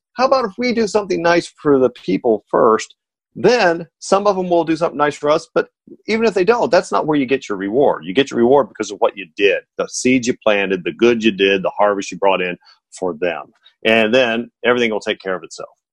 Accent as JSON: {"language": "English", "region": "Indiana", "country": "United States", "moved": "yes", "said": "I'm originally from Indiana."}